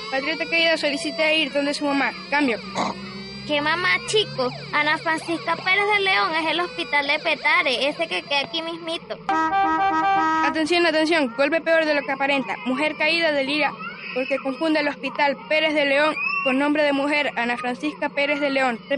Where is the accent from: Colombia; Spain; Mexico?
Colombia; yo soy la única colombiana metida en este programa